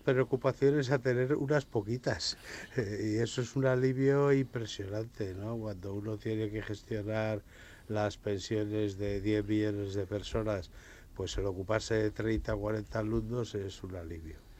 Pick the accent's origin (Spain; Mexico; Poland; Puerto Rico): Spain; Burgos, Castile and León; yo soy de Burgos